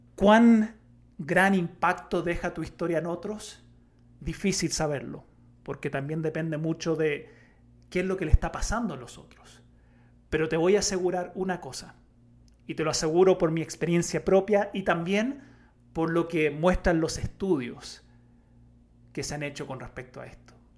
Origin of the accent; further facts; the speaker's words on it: Chile; como buen chileno